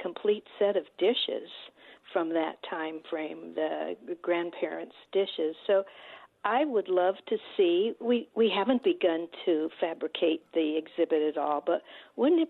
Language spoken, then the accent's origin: English; Southwest, United States; now in Detroit, United States; I'm not born and bred in Detroit. I'm from the Southwest, and I'm a newbie